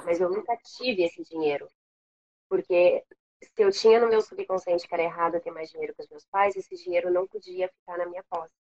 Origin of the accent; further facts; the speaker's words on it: São Paulo, Brazil; moved away as an adult; also born or lived in Washington, D.C., United States; now in Rio de Janeiro, Brazil; Eu não sou daqui, eu sou de São Paulo